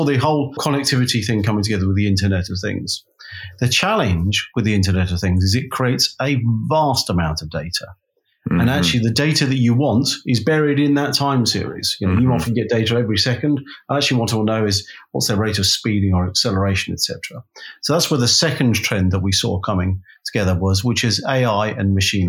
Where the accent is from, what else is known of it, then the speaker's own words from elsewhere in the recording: London, United Kingdom; I am from Londonium.